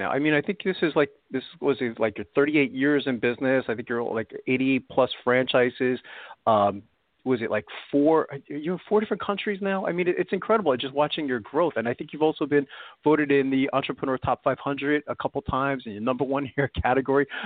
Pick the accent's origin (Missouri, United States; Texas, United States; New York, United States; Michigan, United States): New York, United States; New York City; because I'm originally from Brooklyn, New York myself